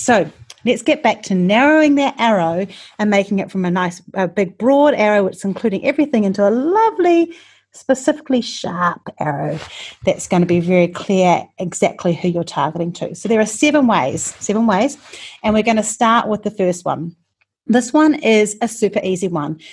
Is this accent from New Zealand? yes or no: yes; New Zealand; I'm from New Zealand